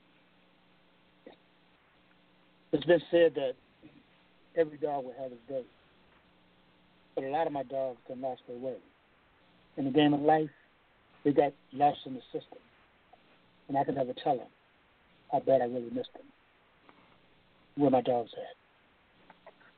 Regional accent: Toledo, Ohio, United States; growing up in Toledo

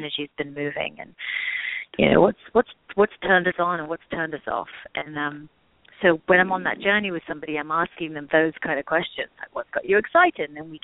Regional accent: England, United Kingdom; moved away; I grew up in England.

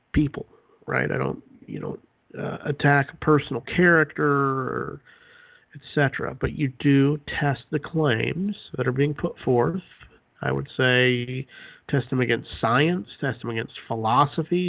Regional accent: Utah, United States; moved away as an adult; I grew up in Utah, lived there for 22, 23 years, and then we moved

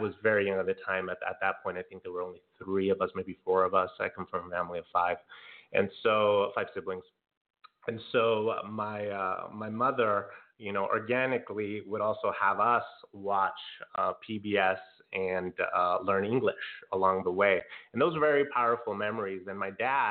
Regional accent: Santa Ana, California, United States; moved away as an adult; also born or lived in Lakewood, California; now in Long Beach, United States; from Santa Ana, California, born and raised, and had my K-12 schooling there for the most part.

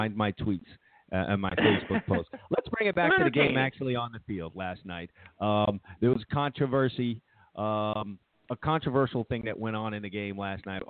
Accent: New York City, New York, United States; I'm from Brooklyn.

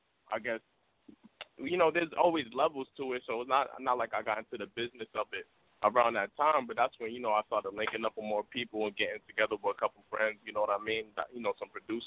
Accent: New York, United States; also born or lived in Arkansas / Brooklyn / East Stroudsburg, Pennsylvania; I was born in Arkansas, man, raised in New York for the most part of my life.

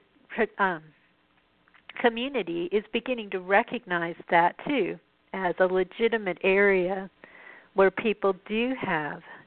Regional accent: Colorado, United States; where I grew up in Colorado

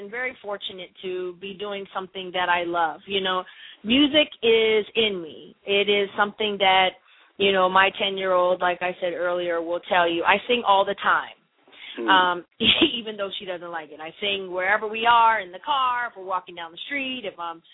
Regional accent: Windsor, Ontario, Canada; moved away; also born or lived in Detroit; I'm from Windsor, Ontario, Canada.

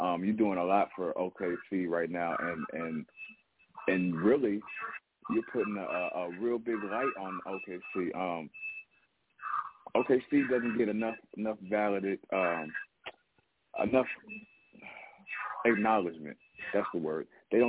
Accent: Oklahoma City, Oklahoma, United States; I'm from Oklahoma City, Oklahoma.

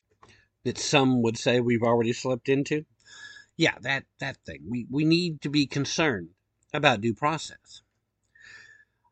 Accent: Tennessee, United States; the great state of Tennessee, my home state.

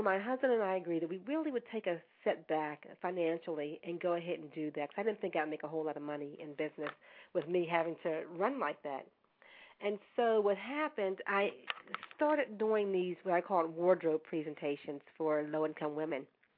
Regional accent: Pittsburgh, Pennsylvania, United States; I was born in Pittsburgh, in the inner city of Pittsburgh, to basically – I'm going to say basically a single parent

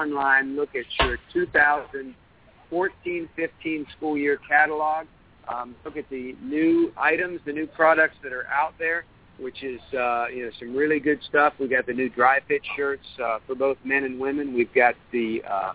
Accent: West Virginia, United States; moved away; I was born in West Virginia

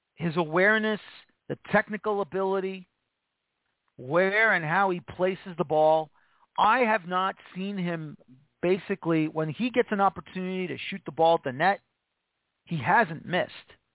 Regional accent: United States

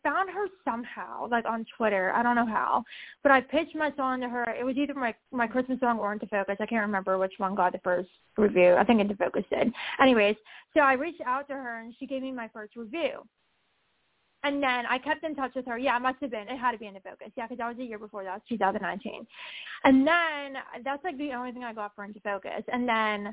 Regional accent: Pittsburgh, Pennsylvania, United States; None of the Pittsburgh stations have played me yet. So it's kind of sad not getting supported from my hometown

